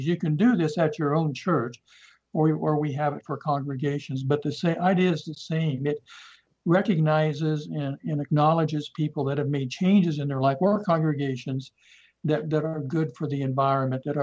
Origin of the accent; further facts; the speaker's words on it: Nebraska, United States; moved away; I'm from Nebraska. I'm a Cornhusker.